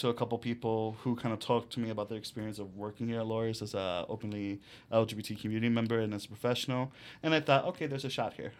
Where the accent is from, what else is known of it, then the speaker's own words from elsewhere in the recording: United States; I was born in the United States, but my parents are from Mexico and live in Mexico